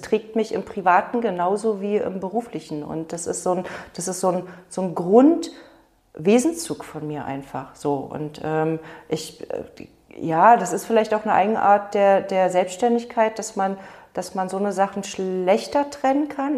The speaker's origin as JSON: {"language": "German", "region": "Berlin", "country": "Germany", "tie": "born or raised there", "moved": "yes", "lives_now": "Brandenburg, Germany", "said": "ich bin ja in Berlin groß geworden"}